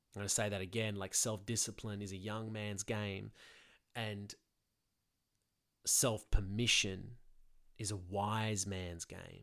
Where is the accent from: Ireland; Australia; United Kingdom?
Australia; Sydney, New South Wales; I'm from Sydney, Australia.